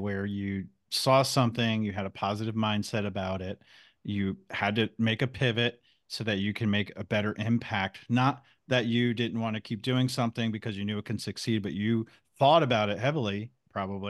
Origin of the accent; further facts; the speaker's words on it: New Jersey, United States; now in North Carolina, United States; I grew up in New Jersey, now in North Carolina